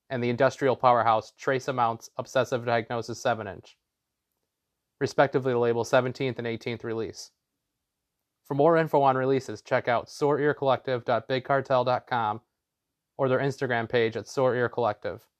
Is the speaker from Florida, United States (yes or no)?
no; New York City, New York, United States; now in Buffalo, United States; I'm originally from Brooklyn